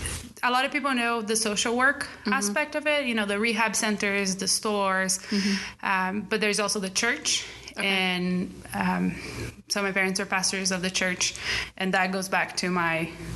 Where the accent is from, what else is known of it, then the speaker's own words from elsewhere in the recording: Brazil; So born and raised in Brazil, my parents are Brazilians.